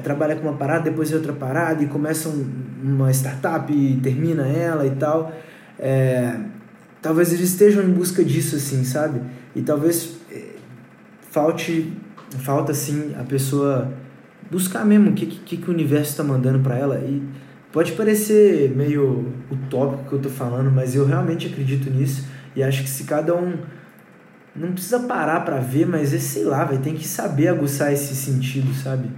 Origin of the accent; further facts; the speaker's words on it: Brumadinho, Minas Gerais, Brazil; eu moro numa casa afastadona, fica no município de Brumadinho e lá eu crio e o nome da banda vem de lá, os integrantes se conheceram lá